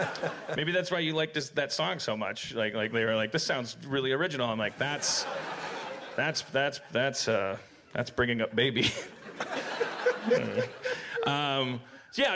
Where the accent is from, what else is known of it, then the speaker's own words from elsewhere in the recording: Midwest, United States; I'm from the Midwestern United States.